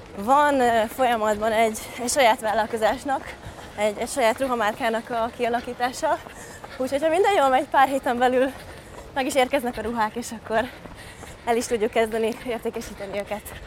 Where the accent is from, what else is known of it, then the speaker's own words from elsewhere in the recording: Sándorfalva, Csongrád-Csanád, Hungary; also born or lived in Szeged; én Sándorfalván nőttem fel Szeged mellett